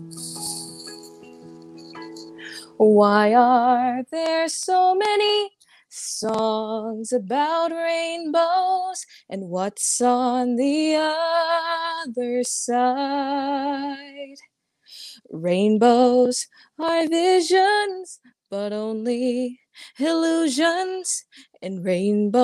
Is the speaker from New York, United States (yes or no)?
yes; Long Island, New York, United States; I'm from Long Island, New York